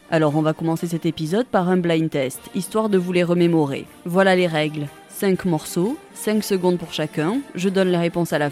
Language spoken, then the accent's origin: French; Bayonne, Nouvelle-Aquitaine, France; Je suis né à Bayonne en 1942.